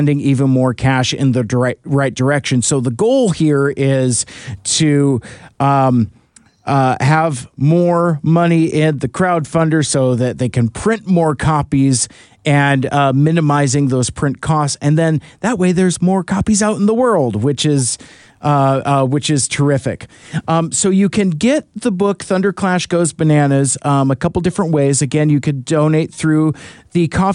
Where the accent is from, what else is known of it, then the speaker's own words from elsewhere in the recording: United States; being American